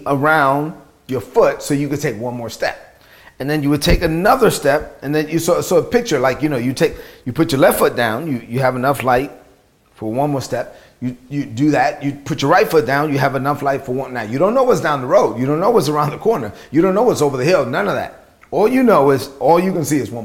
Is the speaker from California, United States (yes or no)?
no; New York City, New York, United States; I grew up in Brooklyn.